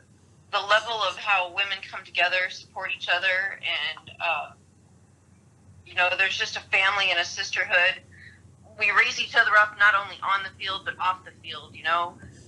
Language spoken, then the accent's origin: English; Midwest, United States; moved away as an adult; now in Dallas, United States; I grew up in the Midwest in a small town